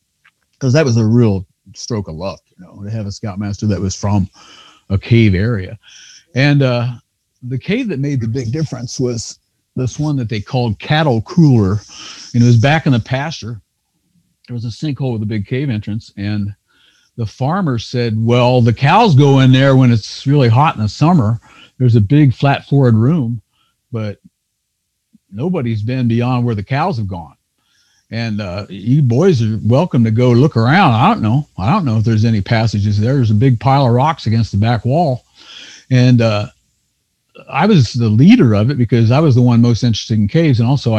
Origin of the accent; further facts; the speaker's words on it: Kentucky, United States; where I grew up in Northern Kentucky, I know there's caves on farms that were neighbors that I don't think anybody's explored.